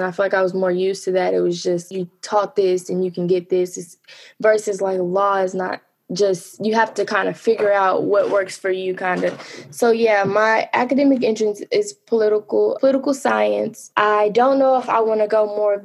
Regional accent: North Little Rock, Arkansas, United States; I am from Little Rock, Arkansas, lived in North Little Rock, Arkansas. I went to North Little Rock High School.

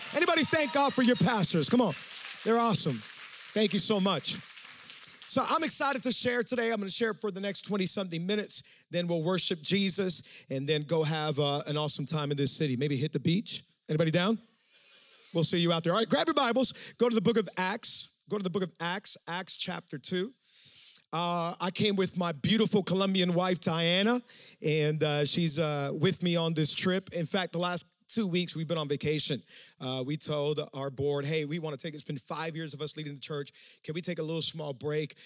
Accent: Miami, Florida, United States; We're from Miami, and Miami has a whole lot of uh, humidity

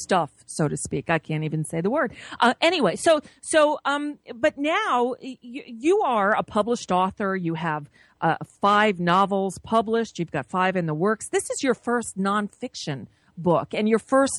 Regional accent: South Florida, United States; moved away; As a kid of the 70s in South Florida

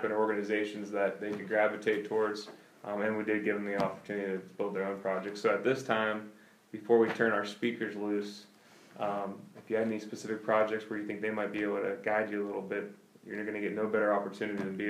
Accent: Poland, Ohio, United States; a lot of my aunts and uncles still live in the city, but I grew up in Poland

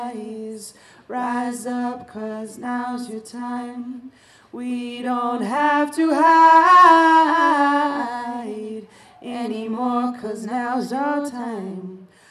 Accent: Southwest, United States; I'm from the Nanisht Ejitkachitni clan of the Dene Nation. We are also incorrectly known as Navajo. We are indigenous to what they now call New Mexico, Colorado, Utah, and Arizona, but we call it Denebakea, the people's land.

